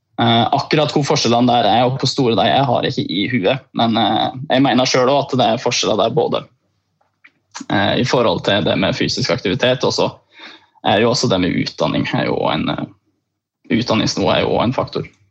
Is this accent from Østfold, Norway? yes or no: no; Beitostølen, Innlandet, Norway; jeg er fra en gård, jeg er fra Beitostølen